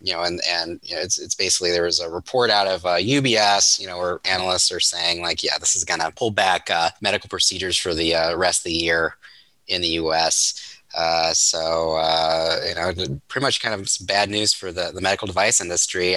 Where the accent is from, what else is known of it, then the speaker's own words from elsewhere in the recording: Ohio, United States; I grew up in Ohio